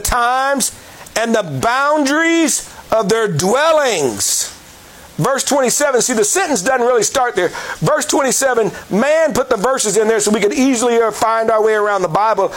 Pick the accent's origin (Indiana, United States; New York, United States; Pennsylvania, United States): Indiana, United States; Indianapolis; I was born in Indianapolis, Indiana, in the United States of America